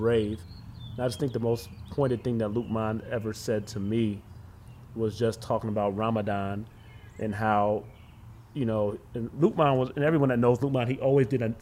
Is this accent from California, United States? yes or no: no; Cleveland, Ohio, United States; also born or lived in Erie, Pennsylvania; I'm born and raised in Cleveland, Ohio.